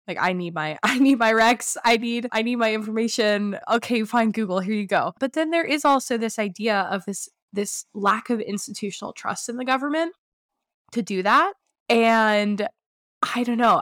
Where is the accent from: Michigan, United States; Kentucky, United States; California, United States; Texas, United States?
California, United States; moved away; I'm originally from California